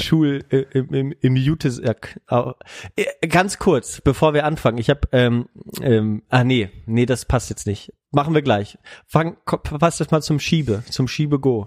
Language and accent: German; Neubrandenburg, Mecklenburg-Vorpommern, Germany; moved away; meine Geburtsstadt, meine Heimatstadt